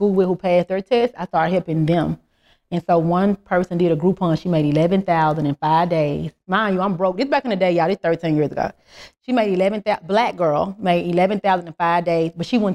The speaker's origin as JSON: {"language": "English", "town": "Memphis", "region": "Tennessee", "country": "United States", "moved": "as an adult", "lives_now": "Atlanta, United States", "said": "I'm from Memphis. I'm from a small town"}